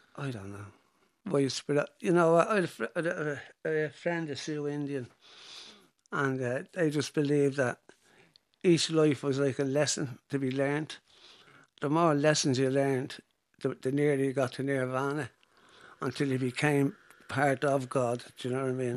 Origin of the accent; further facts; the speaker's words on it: Dublin, Leinster, Ireland; growing up in Finglas, when I started, Finglas was a village